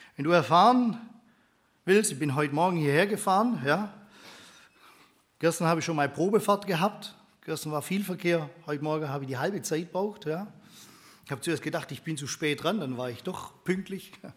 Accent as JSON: {"language": "German", "town": "Steinenbronn", "region": "Baden-Württemberg", "country": "Germany", "tie": "born or raised there", "also_born_or_lived": "Stuttgart", "said": "Bin gebürtiger Stuttgarter, aber da habe ich noch nicht so viel mitgekriegt damals. Bin aufgewachsen in einem kleinen Ort in Steinenbronn"}